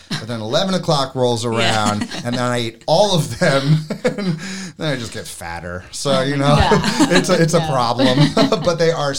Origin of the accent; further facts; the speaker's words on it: New York City, New York, United States; moved away; I'm from New York City.